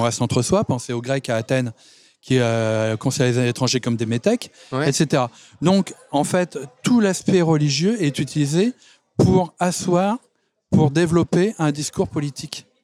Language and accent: French; France; je suis français